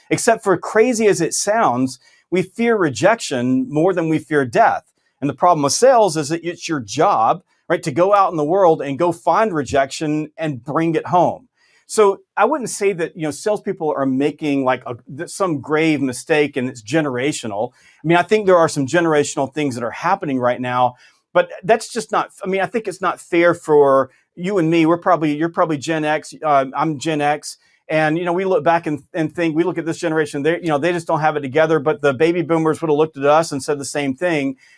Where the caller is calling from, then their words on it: Augusta, Georgia, United States; I'm in Augusta, Georgia.